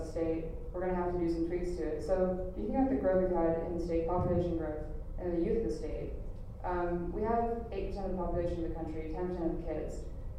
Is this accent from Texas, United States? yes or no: yes; Texas, United States; the things you hear as a Texan, oh, Texans are just so backwards, so knuckle-dragging.